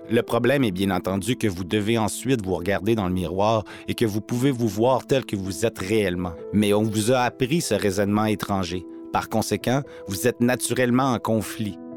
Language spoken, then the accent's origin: French; Little Peguis, north of Winnipeg, Manitoba, Canada; Je suis Anishinaabe de Little Peguis ou de St. Peter's Indian Settlement, juste au nord de Winnipeg.